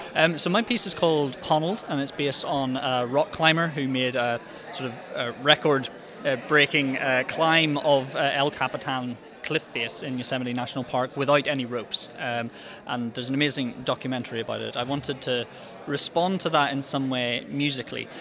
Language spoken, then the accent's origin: English; Belfast, Northern Ireland, United Kingdom; I'm a composer from Belfast